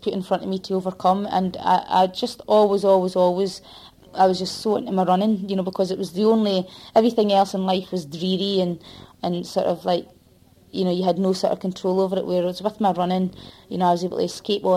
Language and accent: English; Dundee, Scotland, United Kingdom; I was brought up in Dundee in an industrial estate